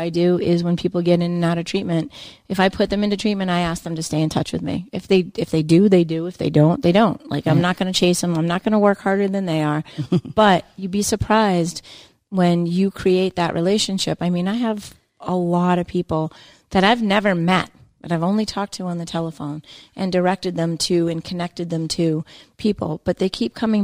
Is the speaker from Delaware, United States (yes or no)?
no; Nantucket, Massachusetts, United States; I grew up on Nantucket